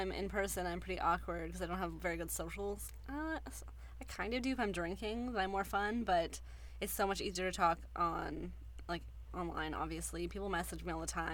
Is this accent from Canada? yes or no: yes; Surrey, British Columbia, Canada; also born or lived in East Vancouver; now in New Westminster, Canada; I'm from Surrey, but I was living in East